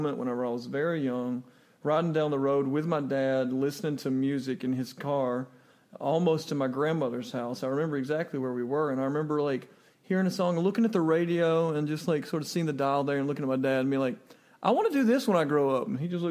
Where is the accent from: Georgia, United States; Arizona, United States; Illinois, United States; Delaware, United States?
Georgia, United States; South; also born or lived in Chicago / Los Angeles / New York / Atlanta; now in Mount Juliet, Tennessee, United States; where I was raised in South Georgia